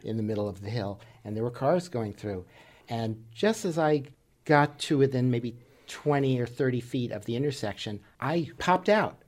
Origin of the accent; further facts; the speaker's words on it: New York City, New York, United States; when I was a child, growing up in New York City